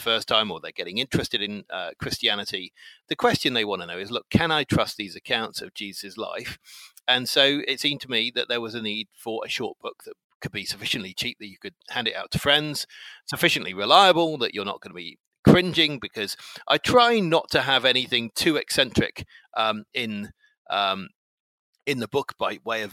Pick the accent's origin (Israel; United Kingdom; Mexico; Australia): United Kingdom; England; I'm 48 and I'm English